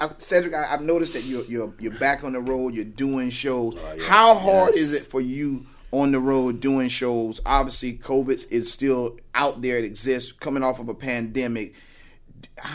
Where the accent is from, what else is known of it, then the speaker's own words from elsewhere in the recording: the South, United States; I'm from the South.